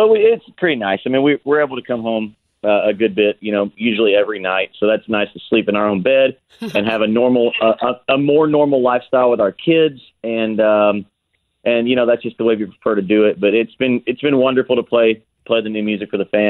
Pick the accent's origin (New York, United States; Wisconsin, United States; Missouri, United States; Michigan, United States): Missouri, United States; Perryville; I was born and raised right there in Missouri